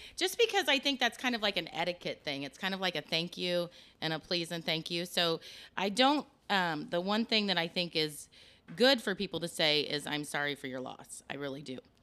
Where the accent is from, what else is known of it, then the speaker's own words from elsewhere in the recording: Osgood, Indiana, United States; moved away as an adult; also born or lived in Des Moines, Iowa; I grew up in Osgood, Indiana